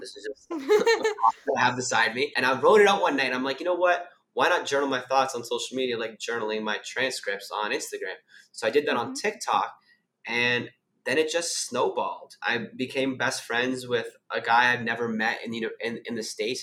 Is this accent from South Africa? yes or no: no; Canada; moved away as an adult; now in Sydney, Australia; I'm originally from Canada. I now live in Sydney, Australia.